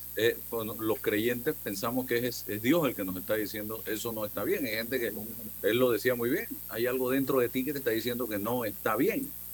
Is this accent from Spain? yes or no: no; Panama; un país como el nuestro